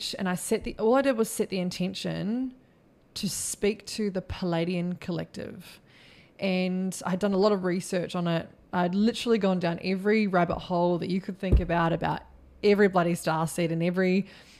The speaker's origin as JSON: {"language": "English", "country": "New Zealand", "tie": "born or raised there", "also_born_or_lived": "Queensland", "moved": "yes", "lives_now": "Australia", "said": "I'm just a Kiwi chick from New Zealand that grew up on a farm"}